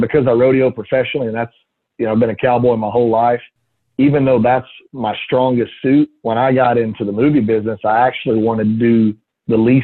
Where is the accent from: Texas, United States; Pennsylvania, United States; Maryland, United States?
Texas, United States; I'm from Texas. We don't ice skate a lot.